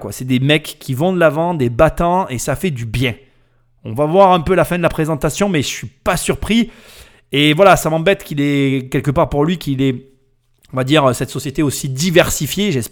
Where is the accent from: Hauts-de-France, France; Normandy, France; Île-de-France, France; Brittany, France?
Île-de-France, France; Bobigny; Moi, j'ai grandi euh, à Bobigny.